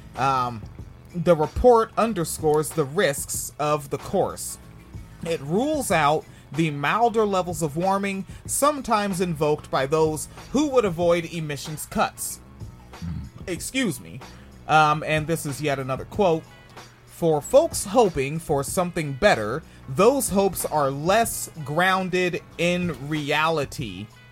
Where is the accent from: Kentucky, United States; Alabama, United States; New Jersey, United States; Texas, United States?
New Jersey, United States; moved away; also born or lived in Orange County, Florida; I was born in New Jersey in Orange County